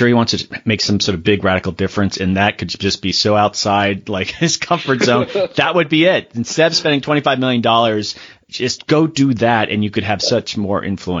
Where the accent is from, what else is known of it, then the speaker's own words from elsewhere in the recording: Florida, United States; I'm from Florida.